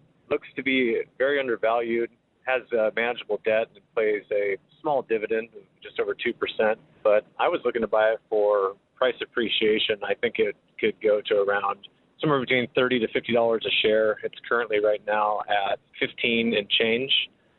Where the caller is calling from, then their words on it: El Dorado Hills, California, United States; I'm calling from El Dorado Hills, California.